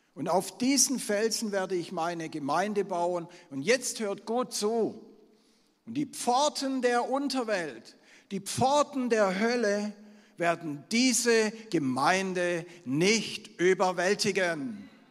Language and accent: German; Swabia, Germany; Ich bin ein Schwabe